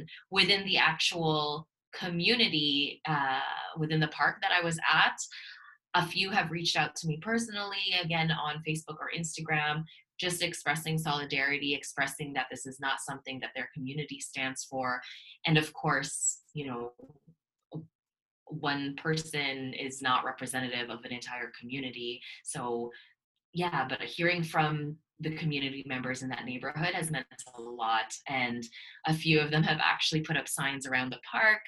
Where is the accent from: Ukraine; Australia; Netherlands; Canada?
Canada; also born or lived in Toronto; I'm from Canada, I'm in Toronto